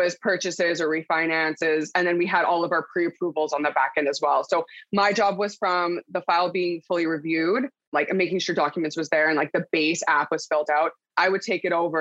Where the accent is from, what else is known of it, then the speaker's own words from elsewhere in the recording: Port Coquitlam, British Columbia, Canada; now in Abbotsford, Canada; I'm originally from Port Coquitlam, BC, and now currently in Abbotsford